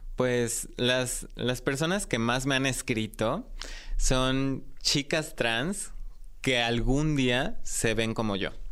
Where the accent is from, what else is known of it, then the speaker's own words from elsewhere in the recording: Mexico City, Mexico; yo nací aquí en la Ciudad de México y crecí en una familia tradicional